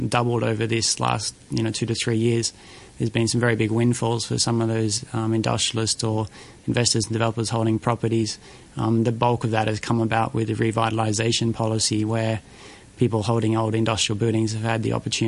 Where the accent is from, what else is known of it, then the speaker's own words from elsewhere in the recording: Australia; now in Hong Kong; I'm an Australian